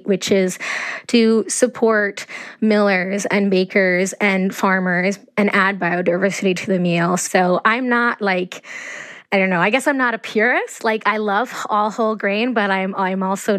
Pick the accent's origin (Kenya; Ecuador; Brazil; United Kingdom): Ecuador; moved away; I grew up in Ecuador